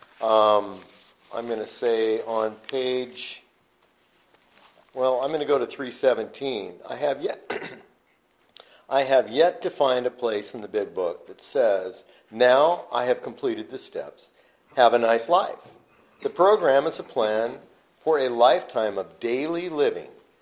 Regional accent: Yakima, Washington, United States; my hometown, Yakima, Washington

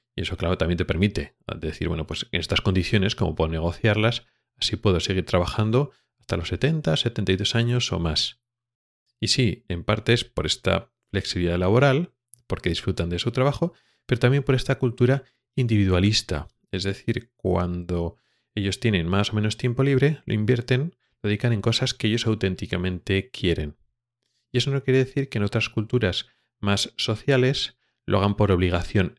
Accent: Spain; moved away as an adult; now in Sweden; como español

